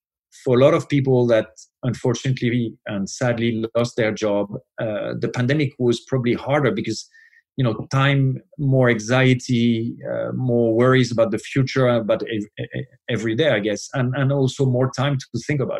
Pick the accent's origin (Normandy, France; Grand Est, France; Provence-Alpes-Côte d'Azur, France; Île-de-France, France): Île-de-France, France; Paris; And I was born in Paris. And so I've been there for quite a few years now